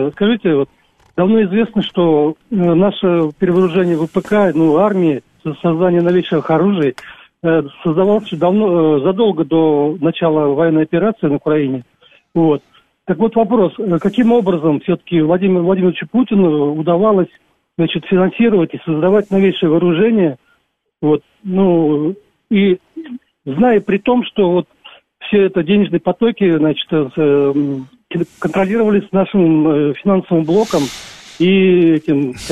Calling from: Chelyabinsk, Chelyabinsk Oblast, Russia; …, Челябинск.

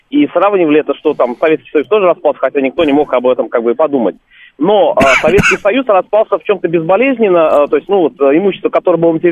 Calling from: Bashkortostan, Russia; Здравствуйте, … из Башкирии.

